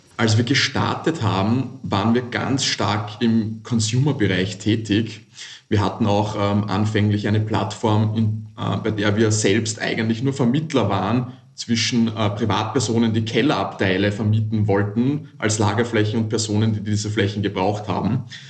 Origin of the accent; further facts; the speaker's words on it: Vienna, Austria; ich komme nicht aus Hamburg, ich komme aus dem wunderschönen Wien aus Österreich